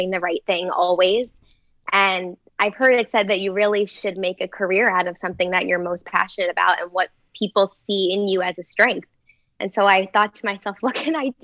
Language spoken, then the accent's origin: English; New Jersey, United States; I'm from New Jersey.